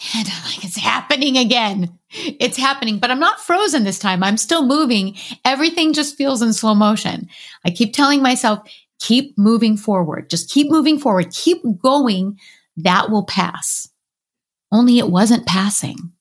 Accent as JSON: {"language": "English", "region": "Southern California", "country": "United States", "tie": "born or raised there", "said": "I grew up in Southern California"}